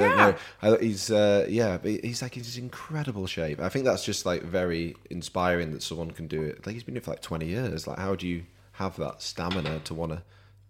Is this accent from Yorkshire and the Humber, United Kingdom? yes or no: yes; Yorkshire and the Humber, United Kingdom; I'm a Yorkshireman